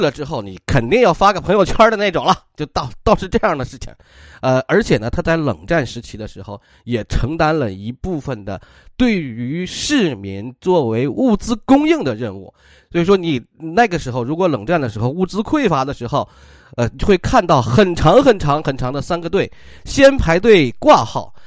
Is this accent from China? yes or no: yes; China; 我们中国人